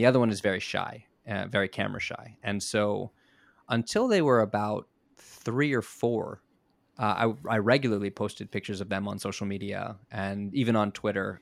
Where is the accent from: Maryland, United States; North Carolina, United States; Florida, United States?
Florida, United States; South; moved away as an adult; now in Japan; I'm, I'm from South Florida